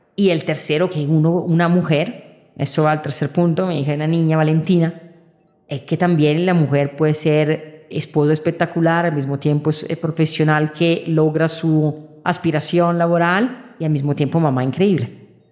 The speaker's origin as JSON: {"language": "Spanish", "country": "Italy", "moved": "yes", "said": "Yo vengo de Italia"}